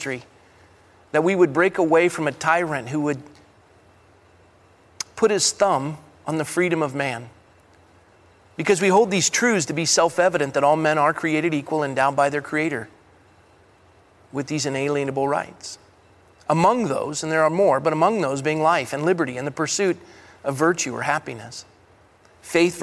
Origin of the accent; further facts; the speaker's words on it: Coronado, California, United States; growing up in Coronado, California